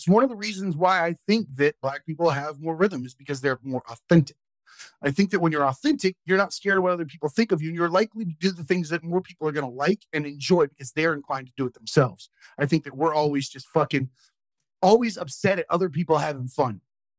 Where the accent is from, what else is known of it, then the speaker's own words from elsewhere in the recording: Okeechobee, Florida, United States; I'm from Okeechobee, Florida, dude.